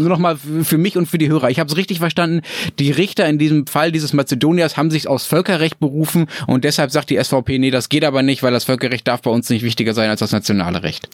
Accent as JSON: {"language": "German", "country": "Germany"}